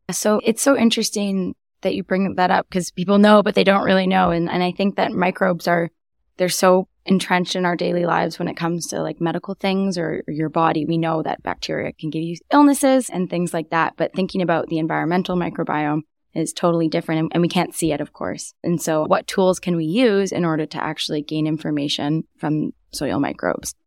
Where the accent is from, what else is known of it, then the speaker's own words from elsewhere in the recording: Vancouver, British Columbia, Canada; also born or lived in Kingston, Ontario; I'm from Vancouver, but wasn't planning on coming back here at all